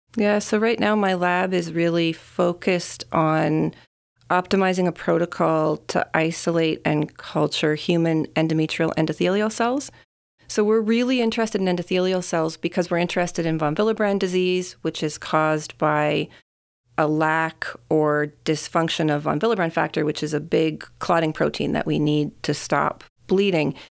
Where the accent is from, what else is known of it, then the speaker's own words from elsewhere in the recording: Saskatchewan, Canada; moved away; I was born and I grew up in Saskatchewan